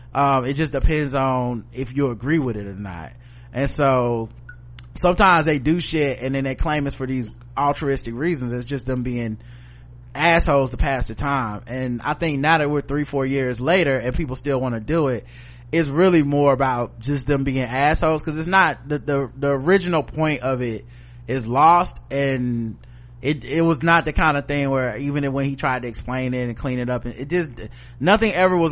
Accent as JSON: {"language": "English", "country": "Canada", "said": "So while I'm a Canadian, I had my Thanksgiving a month ago."}